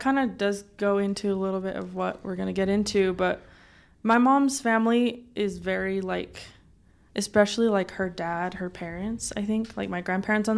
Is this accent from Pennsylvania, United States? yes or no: no; Provo, Utah, United States; I grew up in Provo, Utah